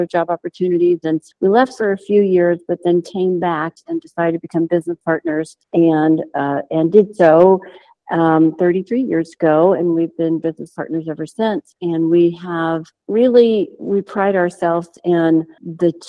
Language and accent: English; Perris, California, United States; also born or lived in Huntington Beach, California; in 1976, mom and dad passed us up and we moved from Huntington Beach to the city of Perris